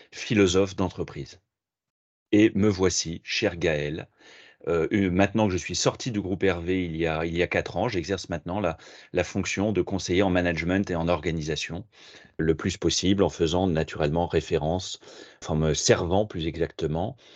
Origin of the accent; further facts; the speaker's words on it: Paris, Île-de-France, France; now in Tours, France; j'habite à Tours depuis, euh, depuis 8 ans maintenant, je suis parisien d'origine.